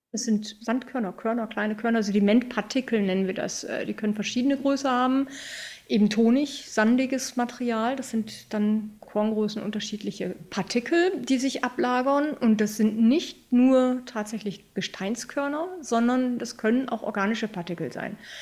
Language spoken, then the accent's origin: German; Germany; bei uns in Deutschland